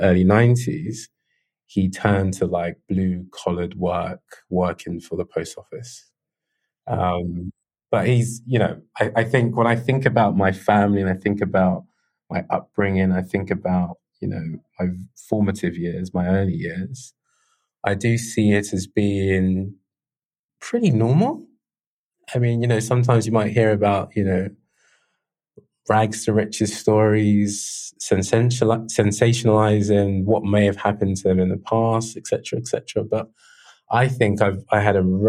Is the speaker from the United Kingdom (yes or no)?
yes; London, United Kingdom; I grew up in South London. So, I mean, South London is a very big space, but I grew up on the outskirts of Mitcham